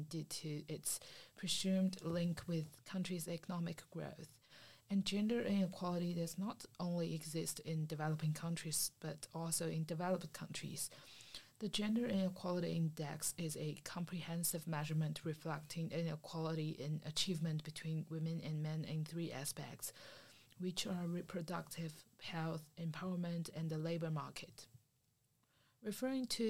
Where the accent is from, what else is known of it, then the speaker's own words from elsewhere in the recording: China; I'm from China